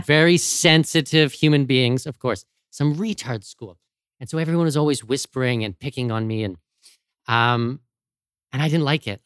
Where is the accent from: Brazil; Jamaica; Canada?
Canada; London, Ontario; moved away as an adult; also born or lived in Abu Dhabi / Los Angeles / Arctic; now in Panama City, Panama; London, Ontario, uh, my hometown